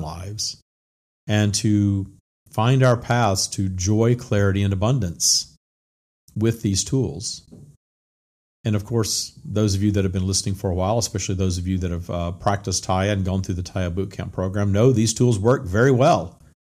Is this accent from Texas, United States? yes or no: no; Louisiana, United States; I grew up in the 70s and 80s in small town Louisiana, very Bible Belt, very much ruled by the First Baptist Church, my hometown